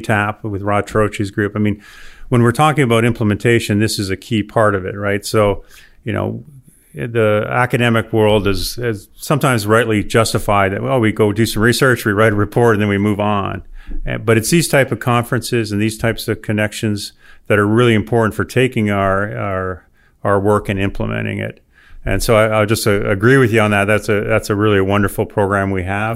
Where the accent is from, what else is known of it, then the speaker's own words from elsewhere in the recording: Windsor, Ontario, Canada; also born or lived in Alberta / Nebraska / Texas; now in Auburn, United States; I grew up in Windsor, Ontario, which is right across from Detroit